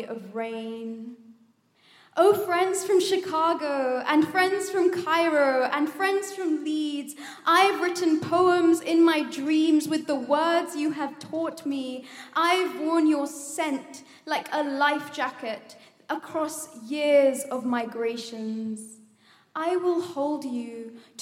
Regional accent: India; I am Indian

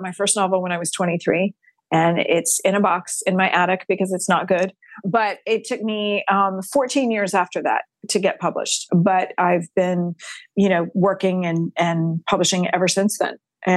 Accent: Texas, United States; I'm a sixth generation Texan on my mom's side.

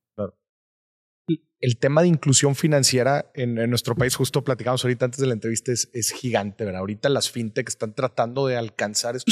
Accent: Monterrey, Nuevo León, Mexico; yo soy, yo soy de Monterrey.

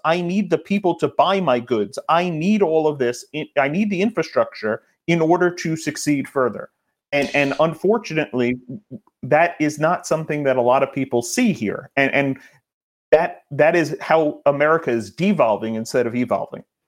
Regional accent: New York, United States; I'm a New Yorker

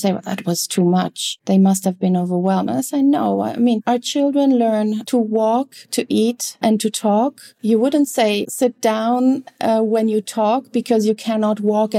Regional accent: Italy; English is a second language; now in Netherlands; I'm German, but I never lived in Germany, that I grew up in Italy, and I lived in different European countries, and now I live in the Netherlands.

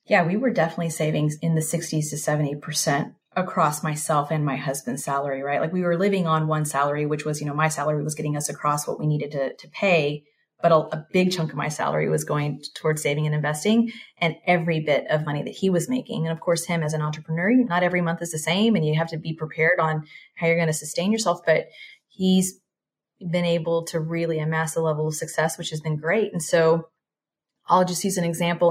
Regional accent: Texas, United States; moved away as an adult; also born or lived in Singapore; I am originally from Texas, born and raised, Mexican household.

